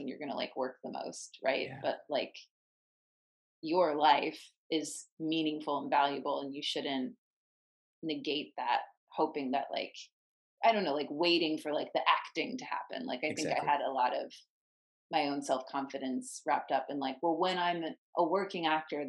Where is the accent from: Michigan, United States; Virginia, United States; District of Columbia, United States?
Virginia, United States; And he was from Virginia. I'm from Virginia.